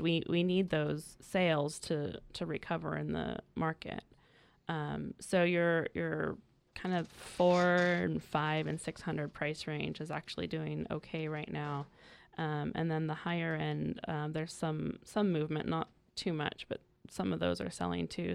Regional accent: Willits, California, United States; moved away as an adult; also born or lived in San Luis Obispo, California; now in North County, California, United States; I'm originally from Northern California. I came down from, um, the small town of Willits in Mendocino County

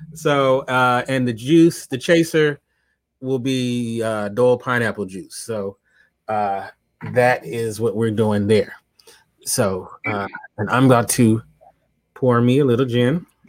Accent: Los Angeles, California, United States; I ain't from the Lou. No, I'm from Los Angeles.

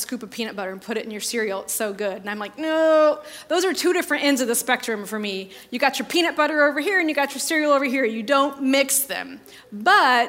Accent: northern Indiana, United States; I grew up in in Sunday school in a little small town in northern Indiana

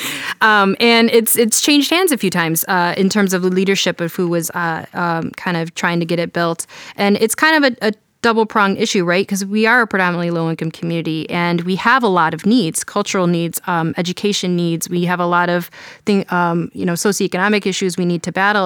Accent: Detroit, Michigan, United States; now in Cleveland, United States; I grew up in Detroit

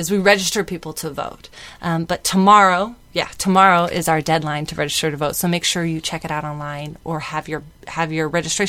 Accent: San Diego, California, United States; I was born and raised in San Diego

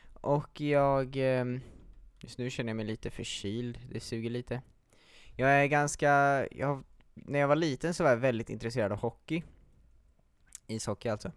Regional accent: Gothenburg, Västra Götaland, Sweden; moved away; jag är ju från Göteborg från början

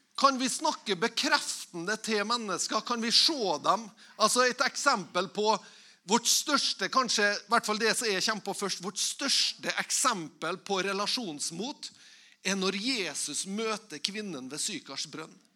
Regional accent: Tingvoll, Møre og Romsdal, Norway; Igjen så kommer jeg fra Tingvoll

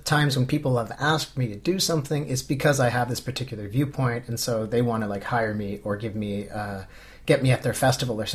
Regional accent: Canada; moved away as an adult; now in Finland; I grew up in Canada and then went to university

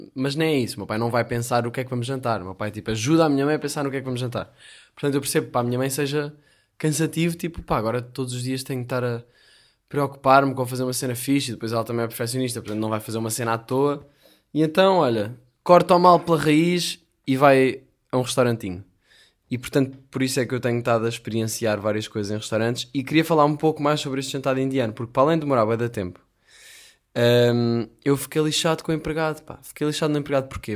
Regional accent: Portugal; continuo aqui pelo, pelos Algarves, como um bom português

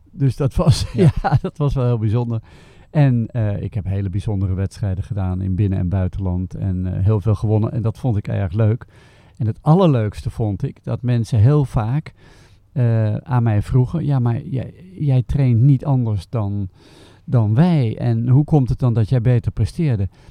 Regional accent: Haarlem, North Holland, Netherlands; moved away as an adult; also born or lived in Delft; now in Schoten, Belgium; Ik ben geboren in Haarlem okay. in 1947. En we hebben het langst gewoond in Delft

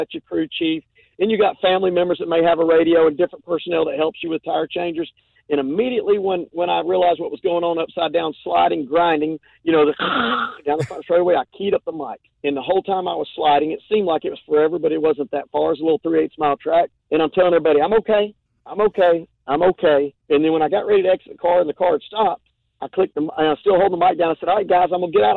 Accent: Lilburn, Georgia, United States; also born or lived in Jackson County, Georgia; I grew up in Lilburn, Georgia, moved out to Jackson County.

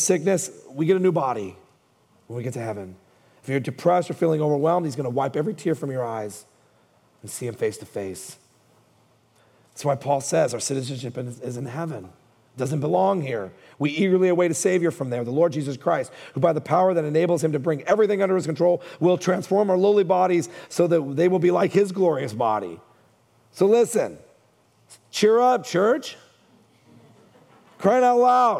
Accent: Hayward, California, United States; I grew up in Hayward

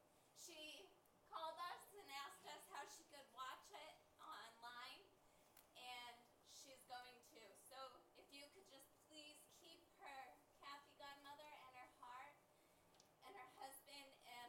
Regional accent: Texas, United States; And I'm from Texas.

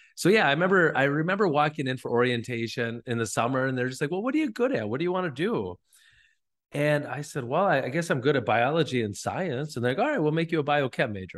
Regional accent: northern Wisconsin, United States; now in La Crosse, United States; I was just from northern Wisconsin

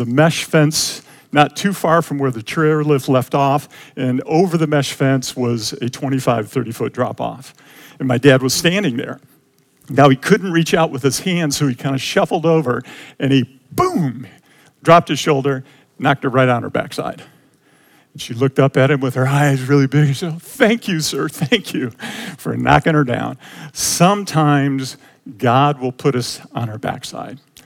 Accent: Detroit, Michigan, United States; We grew up in Detroit

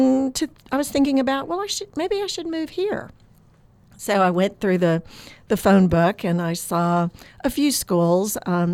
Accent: Oklahoma, United States; now in Florida, United States; No, I am not from Florida, although I've lived here for a long time now. I grew up on an Oklahoma farm.

